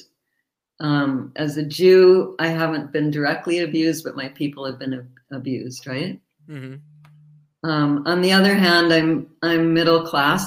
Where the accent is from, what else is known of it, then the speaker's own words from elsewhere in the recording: Chicago, Illinois, United States; now in Vancouver, Canada; I'm actually originally from Chicago.